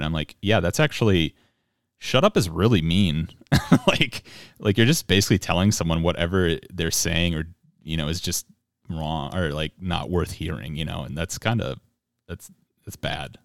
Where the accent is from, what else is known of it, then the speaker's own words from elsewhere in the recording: Minnesota, United States; I'm a Protestant Minnesotan.